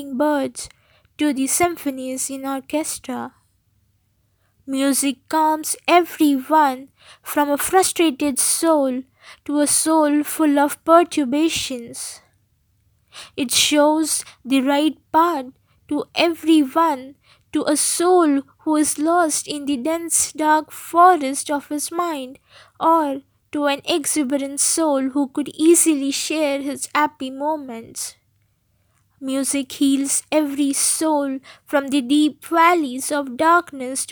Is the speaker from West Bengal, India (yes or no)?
no; Mumbai, Maharashtra, India; I'm from Mumbai.